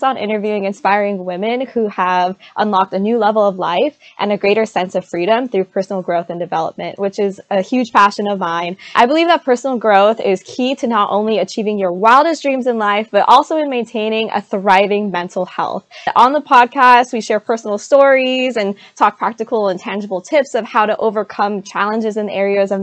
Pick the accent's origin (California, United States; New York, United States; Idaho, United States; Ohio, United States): California, United States; San Diego; I'm from San Diego, California.